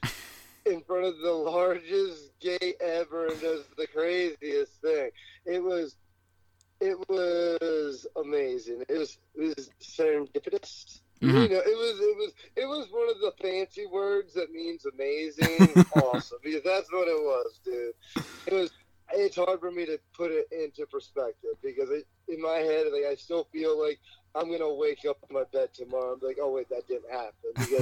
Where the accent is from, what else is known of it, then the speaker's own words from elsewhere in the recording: Allentown, Pennsylvania, United States; now in Las Vegas, United States; I'm born in Allentown, but I'm fighting out of Las Vegas, Nevada.